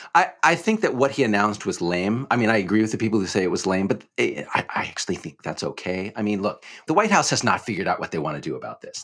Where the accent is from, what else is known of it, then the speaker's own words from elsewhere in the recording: Texas, United States; I grew up in Texas